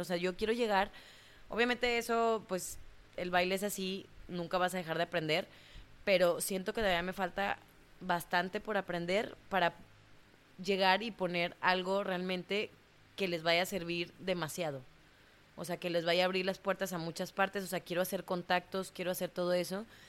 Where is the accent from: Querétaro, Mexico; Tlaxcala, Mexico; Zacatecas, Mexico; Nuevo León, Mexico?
Nuevo León, Mexico; Monterrey; moved away as an adult; also born or lived in Mexico City / Cancún; cuando yo salí de Monterrey, que me fui a, a Ciudad de México